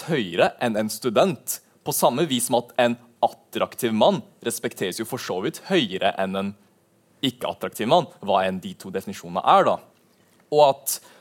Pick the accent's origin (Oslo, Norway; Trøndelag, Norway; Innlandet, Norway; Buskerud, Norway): Buskerud, Norway; Drammen; also born or lived in Levanger; min bakgrunn er først og født i Levanger, men du hører ikke det på dialekten min siden jeg flytta til Drammen da jeg var veldig ung.